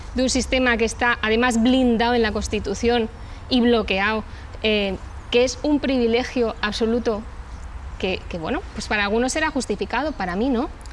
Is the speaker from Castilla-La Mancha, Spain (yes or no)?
no; Valencian Community, Spain